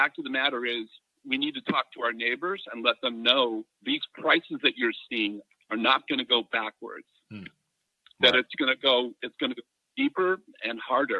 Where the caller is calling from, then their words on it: California, United States; Hey, Mike … from Southern California.